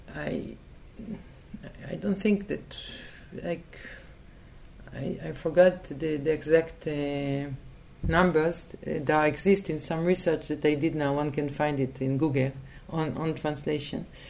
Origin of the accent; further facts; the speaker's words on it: Tel Aviv, Tel Aviv District, Israel; English is a second language; I was born in Tel Aviv. I, le- I lived uh, most of uh, my life